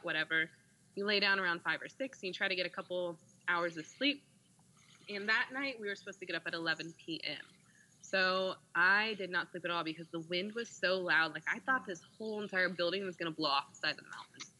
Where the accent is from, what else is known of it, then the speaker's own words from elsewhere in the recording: Indiana, United States; now in Austin, United States; I'm from Indiana